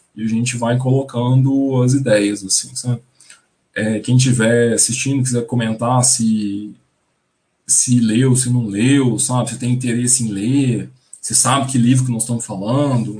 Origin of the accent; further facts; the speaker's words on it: the sertão of Goiás, Brazil; a minha família, a gente é, é do sertão do, de Goiás